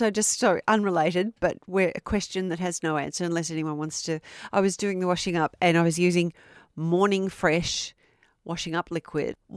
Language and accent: English; Melton, Victoria, Australia; as I was growing up in Melton in 1994.